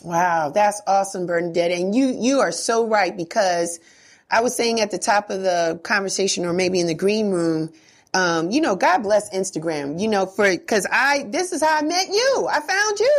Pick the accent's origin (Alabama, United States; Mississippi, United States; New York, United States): New York, United States; New York City; I'm a Bronx kid too